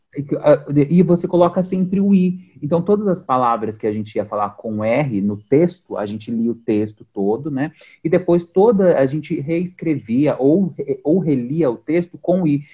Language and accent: Portuguese; Sorocaba, São Paulo, Brazil; eu sou de Sorocaba